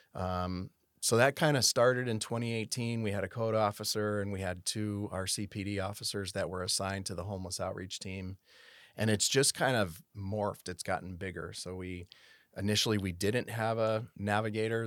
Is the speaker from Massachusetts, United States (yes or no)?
yes; South Hadley, Massachusetts, United States; moved away as an adult; also born or lived in Connecticut / Tampa, Florida; now in Rancho Cordova, United States; I was born in South Hadley, Massachusetts. Um, I grew up in South Hadley, Massachusetts, went, went, uh, all the way through high school.